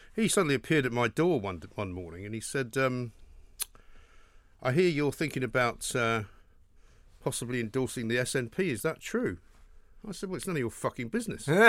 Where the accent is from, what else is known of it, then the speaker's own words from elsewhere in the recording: England, United Kingdom; we're from England